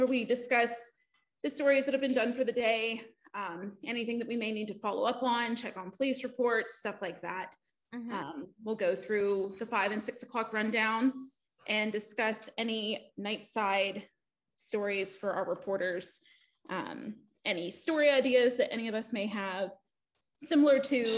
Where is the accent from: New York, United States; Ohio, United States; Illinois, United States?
Ohio, United States; East Liverpool; moved away as an adult; growing up in East Liverpool